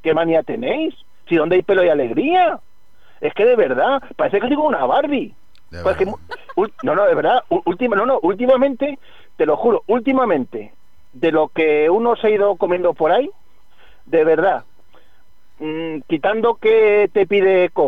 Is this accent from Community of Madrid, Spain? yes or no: yes; Community of Madrid, Spain; porque yo soy independentista madrileño.